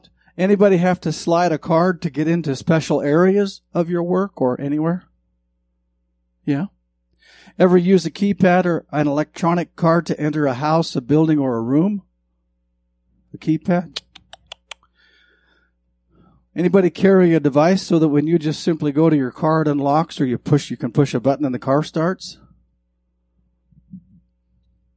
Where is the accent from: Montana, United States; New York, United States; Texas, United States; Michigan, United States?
Montana, United States; I grew up in Montana